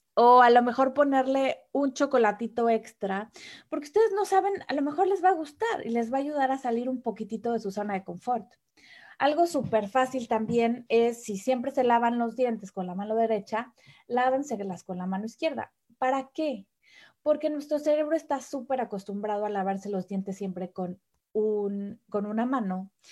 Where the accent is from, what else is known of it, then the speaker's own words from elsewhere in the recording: Mexico City, Mexico; moved away as an adult; now in Germany; mexicana. Nací en la Ciudad de México